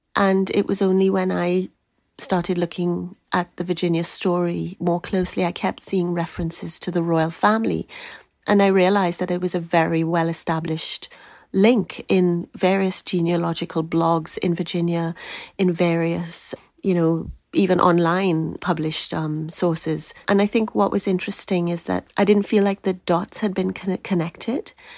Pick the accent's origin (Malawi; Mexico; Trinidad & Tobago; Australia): Trinidad & Tobago; I grew up in Trinidad